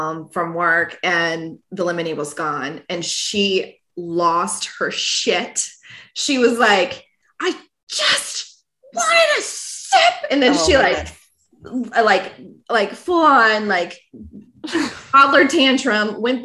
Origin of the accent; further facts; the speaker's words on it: Virginia Beach, Virginia, United States; I grew up in Virginia Beach